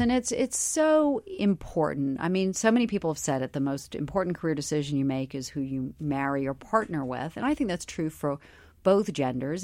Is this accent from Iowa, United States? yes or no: no; Charleston, South Carolina, United States; I grew up in Charleston, South Carolina, in a very middle-class family